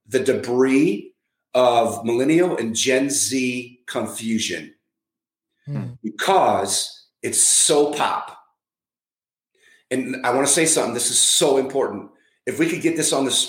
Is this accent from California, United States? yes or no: yes; San Francisco, California, United States; now in Minneapolis, United States; I was born in San Francisco